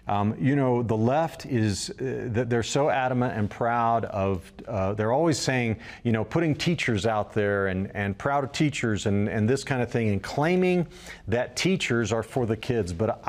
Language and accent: English; Oklahoma, United States; now in Colorado, United States; Before that, I came from Oklahoma.